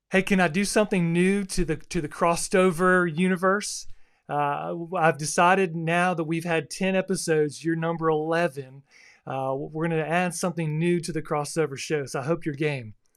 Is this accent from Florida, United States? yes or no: yes; South Florida, United States; now in Texas, United States; growing up in South Florida is a little different environment than, uh, where I live now in the Bible Belt or Texas